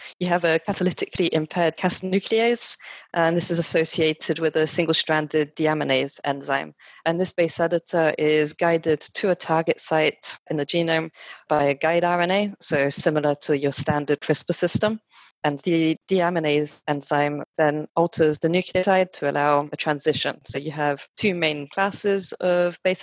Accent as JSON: {"language": "English", "country": "France", "tie": "born or raised there", "accent": "French twinge", "moved": "as an adult", "lives_now": "United Kingdom", "said": "I was actually born and brought up in France and then came to the UK for university."}